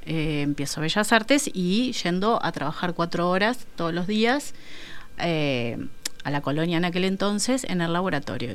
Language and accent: Spanish; San José de Mayo, San José, Uruguay; vengo de San José